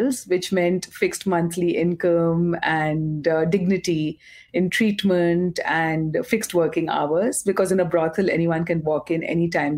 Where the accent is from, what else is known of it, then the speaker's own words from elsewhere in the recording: Kolkata, West Bengal, India; also born or lived in Mumbai; I grew up in Calcutta